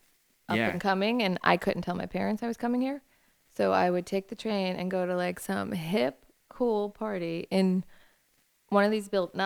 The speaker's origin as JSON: {"language": "English", "town": "New York City", "region": "New York", "country": "United States", "tie": "born or raised there", "also_born_or_lived": "Westchester", "moved": "as an adult", "said": "I'm from Brooklyn. I'm probably more Brooklyn than anyone you'll ever meet. I was born and raised."}